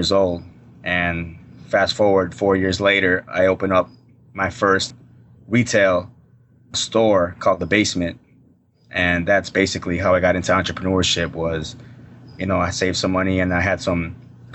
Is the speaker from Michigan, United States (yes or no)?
no; Chicago, Illinois, United States; I grew up in the north side of Chicago.